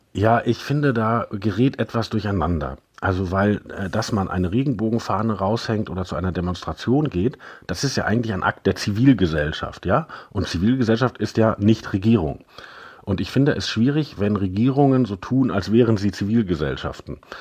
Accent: Germany; bei uns in Deutschland

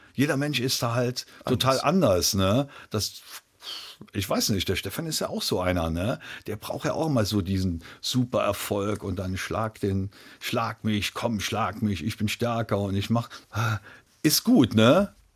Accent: Trier, Rhineland-Palatinate, Germany; in Trier, in meiner Heimatstadt

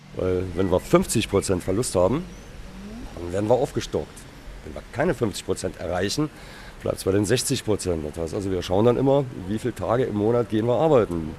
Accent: Saarland, Germany; Wir sind Saarländer

